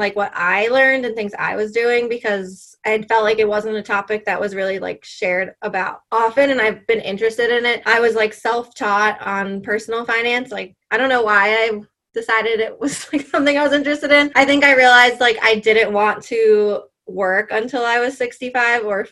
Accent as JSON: {"language": "English", "region": "New York", "country": "United States", "tie": "born or raised there", "moved": "as an adult", "lives_now": "South Carolina, United States", "said": "I was born and raised in New York, and now I live in South Carolina"}